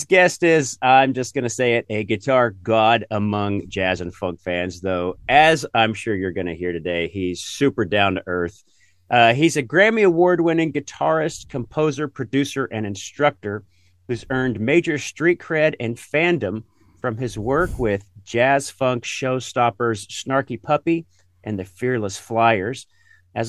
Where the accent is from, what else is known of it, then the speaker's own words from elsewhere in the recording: Norman, Oklahoma, United States; my hometown, Norman, Oklahoma